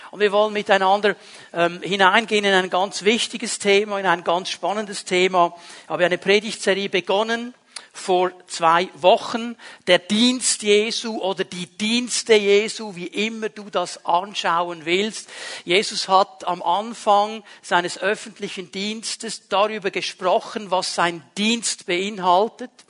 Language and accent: German; Bern, Switzerland; Also wir Berner ja nicht. Bei uns in Bern gibt es das nicht.